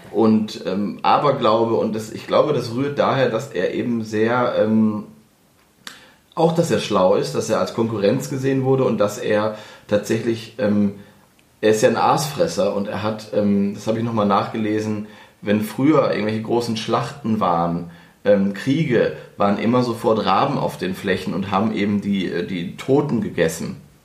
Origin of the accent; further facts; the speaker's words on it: the Northwest, northwest Germany, Germany; moved away; ich komme ja aus dem Nordwesten